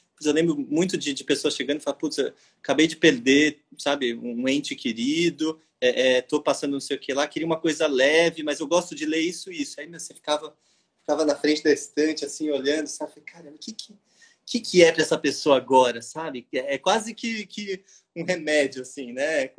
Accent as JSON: {"language": "Portuguese", "region": "São Paulo", "country": "Brazil", "moved": "yes", "lives_now": "Rio de Janeiro, Brazil", "said": "eu sou de São Paulo e vim morar no Rio"}